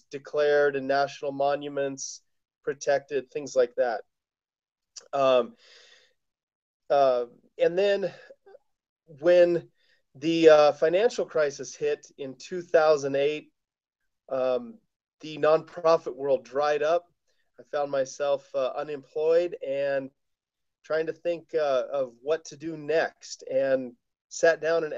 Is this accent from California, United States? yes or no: no; Colorado, United States; now in Taos, United States; I live in Taos, New Mexico. I grew up in Colorado